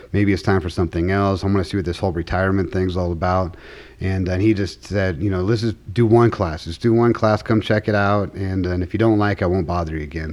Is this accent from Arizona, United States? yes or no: yes; Tucson, Arizona, United States; moved away as an adult; now in Colorado Springs, United States; I'm from uh, Tucson, Arizona. I was born there, um, was raised there until I was 20 years old before I joined the Army